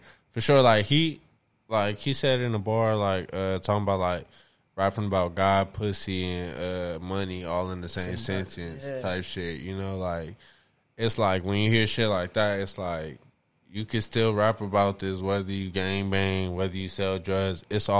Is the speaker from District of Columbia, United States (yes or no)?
yes; Washington, District of Columbia, United States; You're from D.C. D.C.